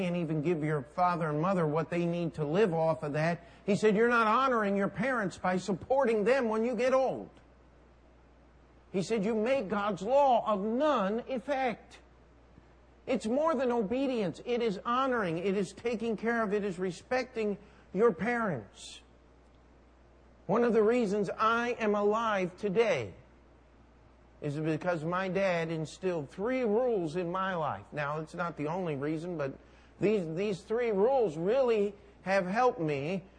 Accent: New York, United States; I'm a New Yorker. I do what I want to do, where I want to do it, when I want to do it. Understand? I'm working on my Brooklyn accent.

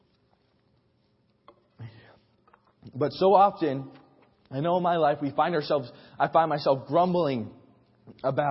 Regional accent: New York, United States; moved away; also born or lived in Oklahoma; I was from New York

